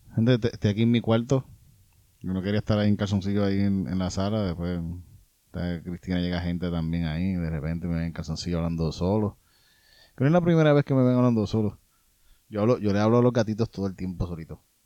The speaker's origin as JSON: {"language": "Spanish", "town": "Yauco", "country": "Puerto Rico", "said": "yo soy de, de Yauco."}